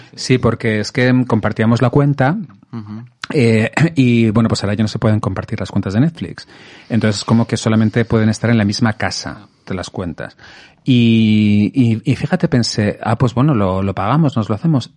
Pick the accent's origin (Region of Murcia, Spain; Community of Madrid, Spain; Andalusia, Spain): Community of Madrid, Spain; Madrid; Yo de aquí de Madrid.